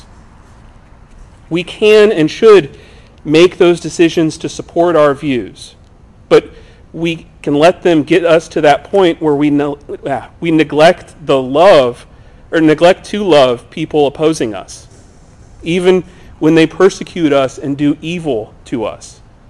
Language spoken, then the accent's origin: English; United States; American Christians